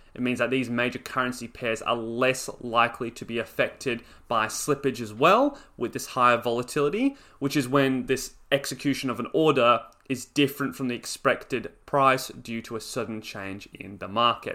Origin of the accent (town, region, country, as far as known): Australia